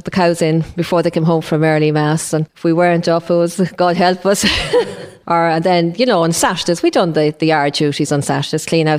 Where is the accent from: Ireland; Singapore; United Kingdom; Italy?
Ireland; Drumconrath, Leinster; also born or lived in Castlebellingham; Born in Castle Bellingham, I lived there for a while and then we moved to Drumconrath, and I remember it was around my fourth birthday when we moved